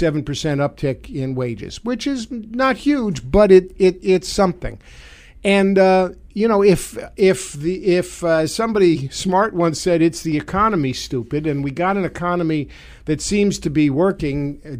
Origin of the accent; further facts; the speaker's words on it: New York City, New York, United States; accent: Brooklyn; moved away; the Brooklyn in me comes out now and again when I talk. People can say, "Where are you from?" and they can tell.